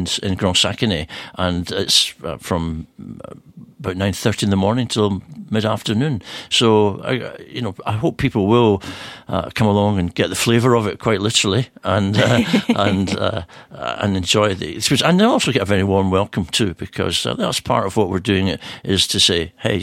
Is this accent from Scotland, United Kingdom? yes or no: yes; Scotland, United Kingdom; now in Geneva, Switzerland; us Scottish people